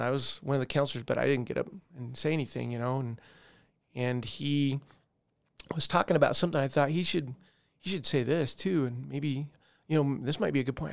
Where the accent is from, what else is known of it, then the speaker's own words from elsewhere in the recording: Colorado Springs, Colorado, United States; also born or lived in Denver / North Carolina / Alabama; we moved to Colorado Springs, and I mainly grew up there